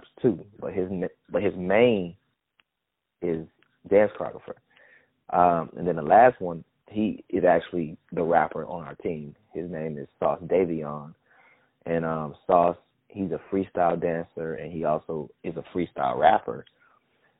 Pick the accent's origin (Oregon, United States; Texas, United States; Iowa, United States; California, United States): Texas, United States; Houston; also born or lived in Missouri City, Texas; But I was raised in a side of town called A-Leaf, Texas, which we call it the SWAT in Houston